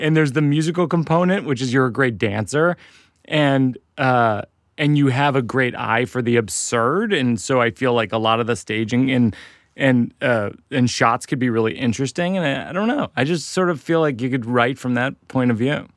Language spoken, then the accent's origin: English; Boston, Massachusetts, United States; I'll be in Boston, my hometown